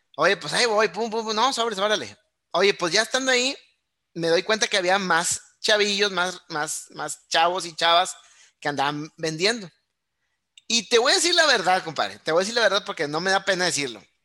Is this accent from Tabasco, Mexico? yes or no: no; Monterrey, Nuevo León, Mexico; yo soy nacido y criado aquí en Monterrey